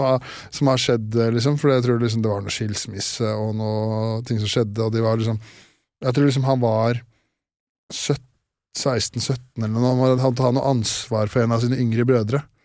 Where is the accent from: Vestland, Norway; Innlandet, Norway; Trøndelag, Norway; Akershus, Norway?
Akershus, Norway; Årnes; moved away; jeg er fra Årnes